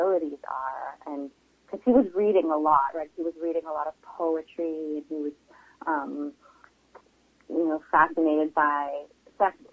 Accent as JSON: {"language": "English", "town": "Vancouver", "region": "British Columbia", "country": "Canada", "tie": "born or raised there", "said": "that part of Vancouver, we grew up in Kerrisdale"}